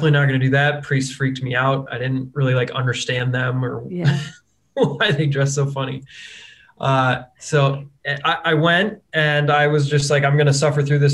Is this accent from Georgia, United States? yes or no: no; Denver, Colorado, United States; moved away; I am from Denver, Colorado, which is where I now live, but spent a lot of time elsewhere in between my birth and now